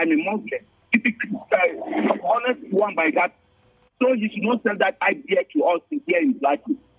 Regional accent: Shandam, Plateau, Nigeria; I came from Shandam and I know my religion. I came from Shandam.

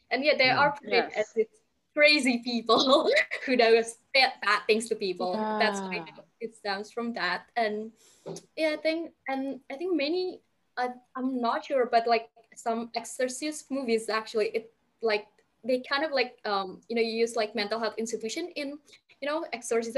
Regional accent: Indonesia; I'm from Indonesia

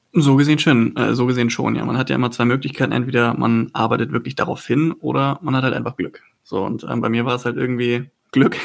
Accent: Husum, Schleswig-Holstein, Germany; moved away as an adult; now in Cologne, Germany; von meiner Heimat, ähm, ich komme aus Husum, also von der Nordsee, dann halt 600 mhm. Kilometer runter nach Köln gezogen

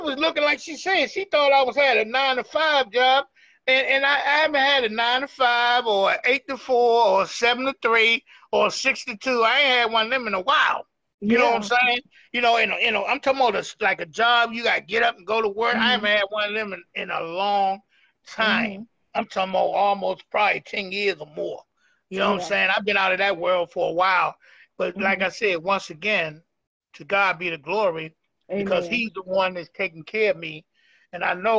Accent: Washington, District of Columbia, United States; I'm from Northeast D.C.

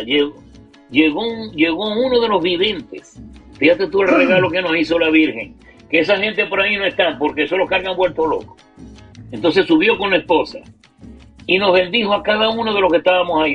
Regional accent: Maracaibo, Zulia, Venezuela; Angelita y yo que somos de Maracaibo

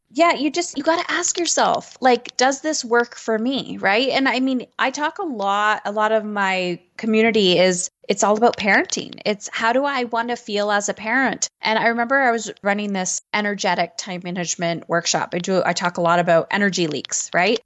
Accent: Canada; I'm Canadian

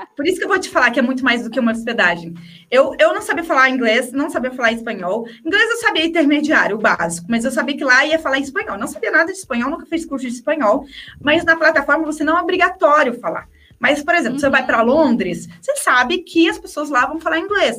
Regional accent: interior of São Paulo, Brazil; Eu sou do interior de São Paulo

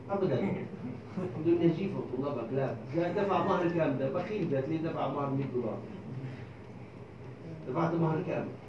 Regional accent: Egypt; أنا أطلب أنا كمصري إفريقي أرفض أن تتزوج أمريكاني من إفريقية كيف تتزوج من قارتي دون إذني

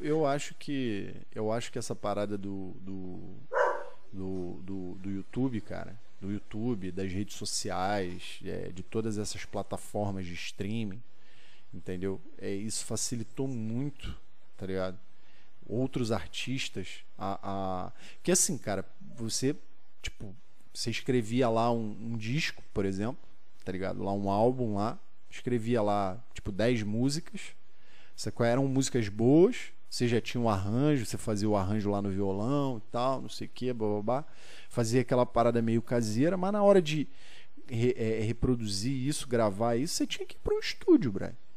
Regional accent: Rio de Janeiro, Brazil; eu fui criado ali na, na em São Cristóvão

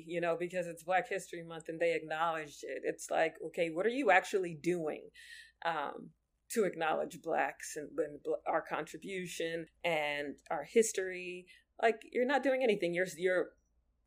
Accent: United States; I was born in America.

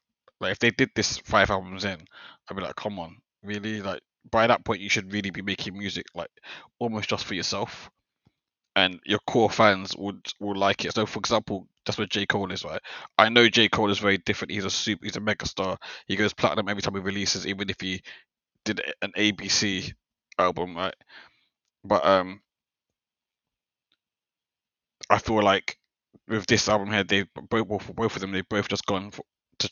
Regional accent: London, United Kingdom; I'm from South London

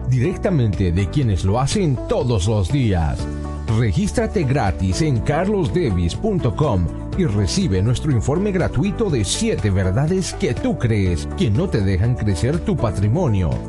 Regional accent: Colombia; soy de Colombia, soy ganadero

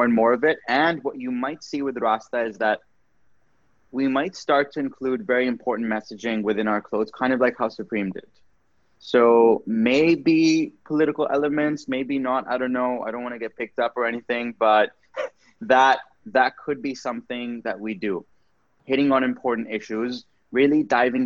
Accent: Pakistan; moved away as an adult; also born or lived in Canada; So growing up in Pakistan was very interesting for me. But what I did realize was that when I left Pakistan for university

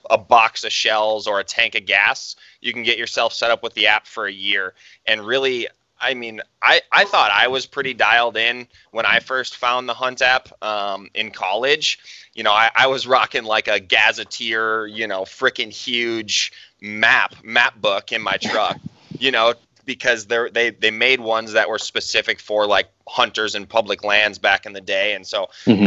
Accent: Wisconsin, United States; now in Montana, United States; growing up in Wisconsin

